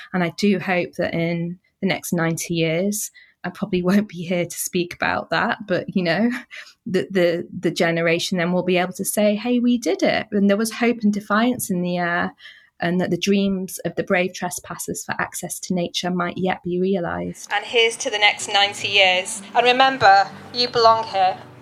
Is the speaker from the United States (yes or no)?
no; Manchester, North West England, United Kingdom; I was born and bred in Manchester.